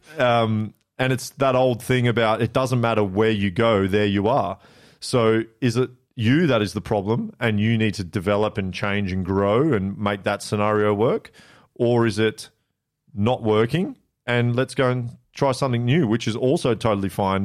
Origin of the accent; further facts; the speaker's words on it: Blackburn, North West England, United Kingdom; moved away; also born or lived in South Korea; So I was born in Blackburn